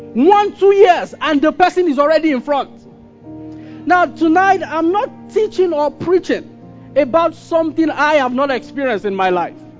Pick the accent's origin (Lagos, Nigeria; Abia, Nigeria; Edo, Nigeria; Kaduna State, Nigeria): Kaduna State, Nigeria; Kaduna; I grew up in Kaduna